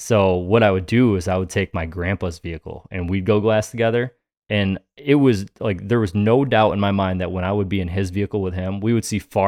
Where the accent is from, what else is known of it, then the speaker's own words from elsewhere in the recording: New York, United States; moved away; growing up in New York, like growing up in a high pressured state